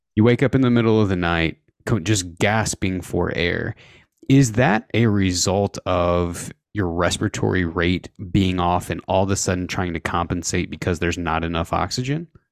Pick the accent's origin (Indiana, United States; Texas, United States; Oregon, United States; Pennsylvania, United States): Indiana, United States; now in Idaho, United States; I grew up in Indiana